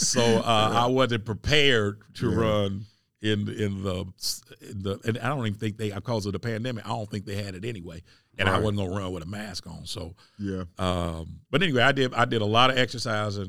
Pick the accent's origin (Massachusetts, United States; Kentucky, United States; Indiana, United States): Indiana, United States; Indianapolis; I'm from Indianapolis, and I'm raised in Arlington Woods